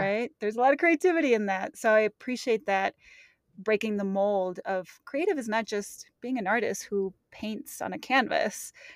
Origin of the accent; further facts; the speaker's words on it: Mexico; moved away; I grew up in Mexico in very touristy places